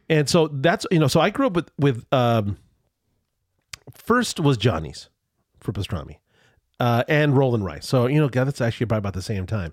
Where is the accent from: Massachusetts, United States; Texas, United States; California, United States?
California, United States; Culver City; now in San Diego, United States; I grew up in Culver City, California, near the studios